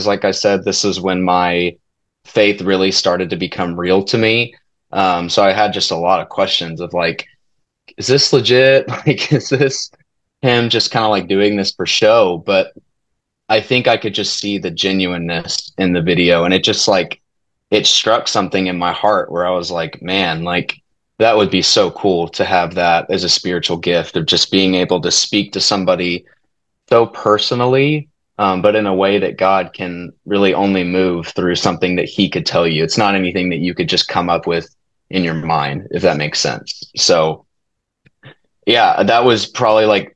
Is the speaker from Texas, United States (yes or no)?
yes; Keller, Texas, United States; also born or lived in Fort Worth, Texas / Abilene, Texas; I was born in Fort Worth and I grew up in Keller, went to Keller schools pretty much my whole life